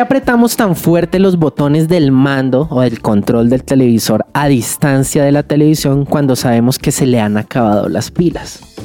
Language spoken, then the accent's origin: Spanish; Colombia; como colombianos que somos